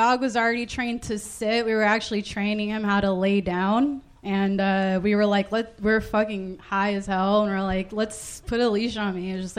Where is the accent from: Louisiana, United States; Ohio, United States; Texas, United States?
Texas, United States; Houston; now in Austin, United States; I'm originally from Houston, Texas.